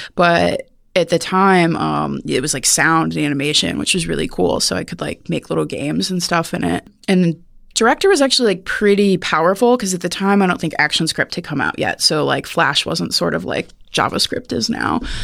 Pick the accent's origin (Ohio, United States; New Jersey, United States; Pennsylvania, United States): Ohio, United States; Cleveland; moved away; I'm from Ohio, near Cleveland